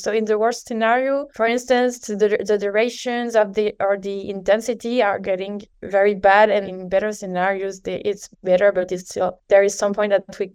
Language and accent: English; Paris, Île-de-France, France; So I'm from France, from Paris